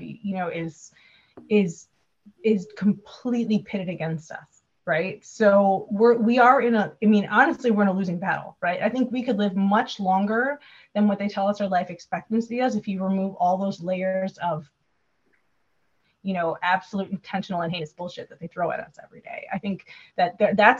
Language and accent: English; Wisconsin, United States; I'm from Wisconsin